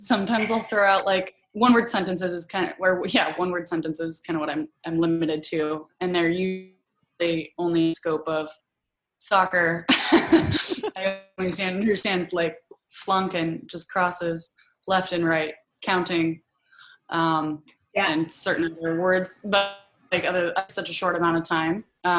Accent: Oregon, United States; I played at Oregon State and I grew up in Oregon and, hadn't really left much.

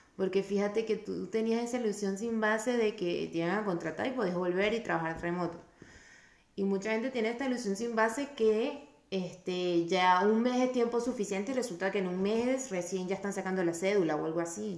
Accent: Venezuela; moved away; venimos de Venezuela

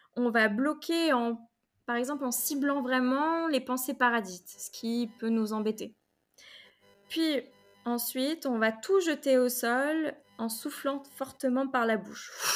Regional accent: Rennes, Brittany, France; moved away as an adult; now in Paris, France; j'étais à Rennes, je suis rennaise

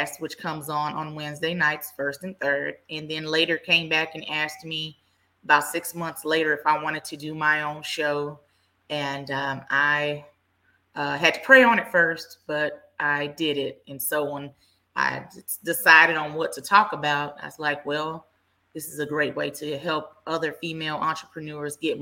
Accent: Dallas, Texas, United States; I am from the Dallas area, born and raised

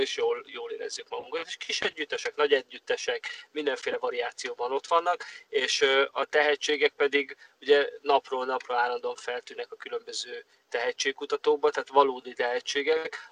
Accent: Hungary; now in Los Angeles, United States; büszke vagyok arra, hogy magyar vagyok

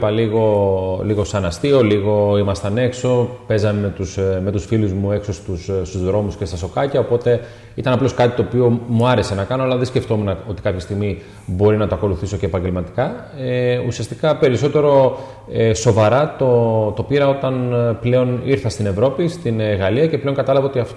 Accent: Cameroon; now in Greece; είμαι από το Καμερούν, είμαι 23 χρονών και αγωνίζομαι στην ομάδα του Αστέρα Tripoli.

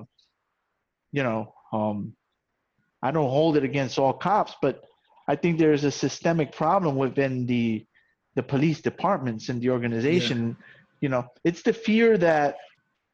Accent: New York City, New York, United States; also born or lived in Puerto Rico; I grew up in the South Bronx

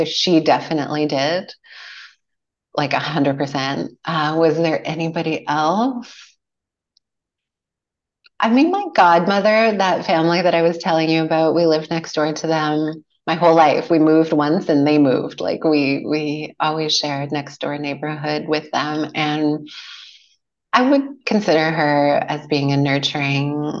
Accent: Edmonton, Alberta, Canada; now in Qualicum Beach, Canada; growing up in Edmonton

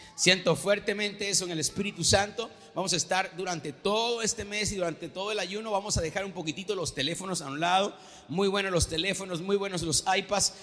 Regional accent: Venezuela; yo nací en Venezuela

